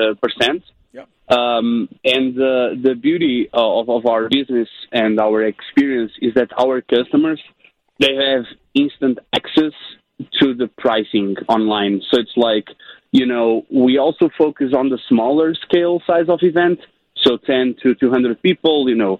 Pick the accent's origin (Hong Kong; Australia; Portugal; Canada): Portugal; moved away; Originally, I'm from Portugal, Europe